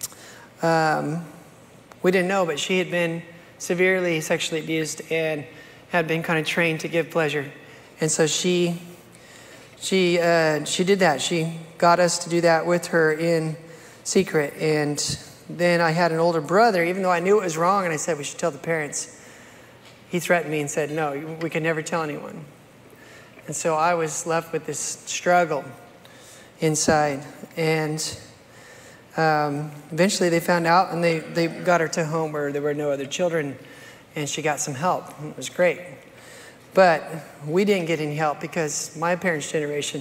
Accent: United States; I grew up here in America

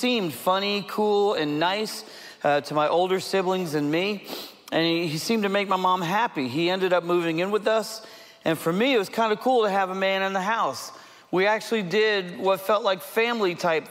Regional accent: Southeast, United States; I'm from the Southeast. I grew up in the Southeast

